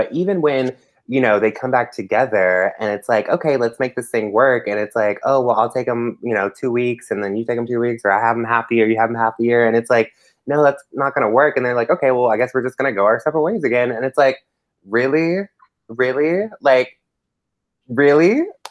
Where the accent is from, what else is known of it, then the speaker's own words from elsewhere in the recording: United States; this is my American opinion because I'm not British, so I guess my opinion doesn't hold that much weight.